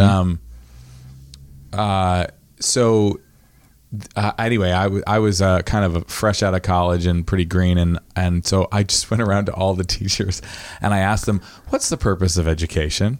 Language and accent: English; Lincolnville, Maine, United States; also born or lived in Rockport; I was raised in fairyland in Lincolnville for, you know, a couple of years